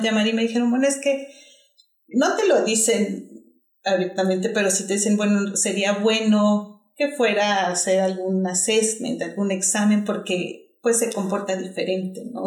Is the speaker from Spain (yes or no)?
no; Mexico; moved away as an adult; now in Australia; soy mexicana